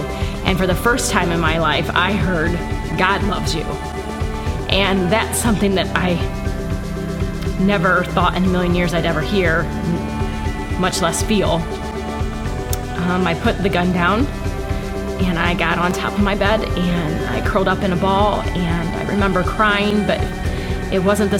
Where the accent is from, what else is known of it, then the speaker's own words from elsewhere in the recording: Kansas, Ohio, United States; I grew up in Kansas, Ohio